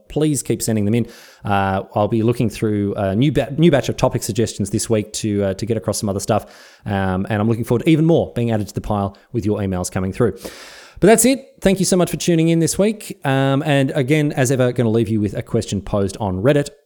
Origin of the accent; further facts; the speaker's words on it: Australia; I love Australia. I love being Australian